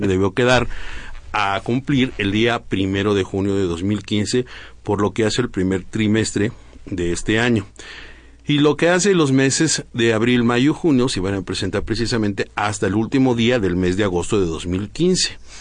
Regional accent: Mexico

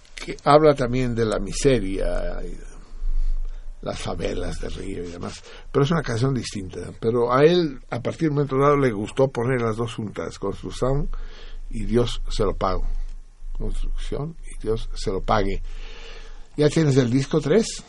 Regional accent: Mexico; moved away as an adult; also born or lived in Paris; salimos el mismo día del mismo año al exilio, él de Brasil y yo de México el 6 de enero de 1969

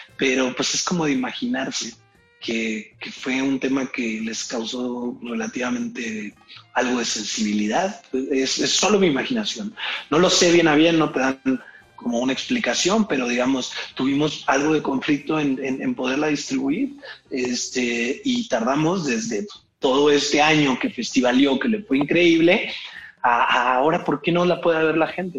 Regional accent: Irapuato, Guanajuato, Mexico; accent: Irapuato; moved away; yo crecí en Irapuato

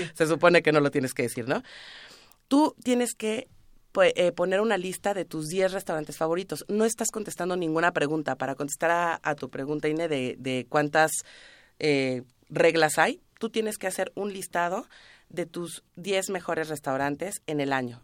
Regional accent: Mexico; como mexicanos somos

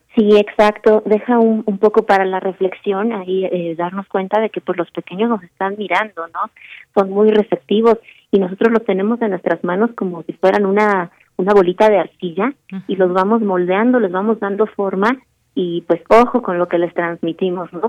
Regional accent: Mexico City, Mexico; moved away; la Ciudad de México es mi ciudad, es la ciudad en donde yo nací, la amo entrañablemente, ahora estoy un poco lejos

